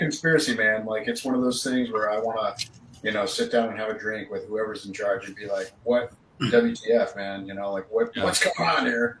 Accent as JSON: {"language": "English", "region": "Iowa", "country": "United States", "said": "I'm very polite. I'm from Iowa, but you know, there are those Illinois drivers."}